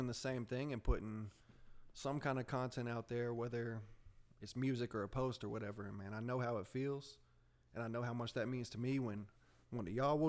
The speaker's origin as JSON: {"language": "English", "town": "Candler", "region": "North Carolina", "country": "United States", "tie": "born or raised there", "also_born_or_lived": "Marion, North Carolina", "said": "I grew up in Candler, North Carolina here. And my senior year of high school, I moved out to Marion here with my parents"}